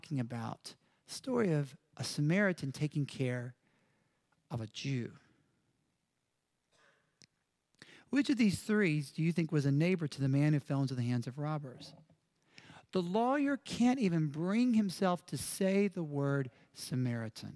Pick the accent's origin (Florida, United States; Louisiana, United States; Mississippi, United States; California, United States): Mississippi, United States; moved away; I'm from Mississippi.